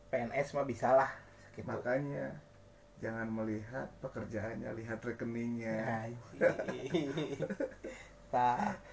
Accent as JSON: {"language": "Indonesian", "town": "Bandung", "region": "West Java", "country": "Indonesia", "said": "kan band dari Bandung nih gua sendiri kan orang Bandung"}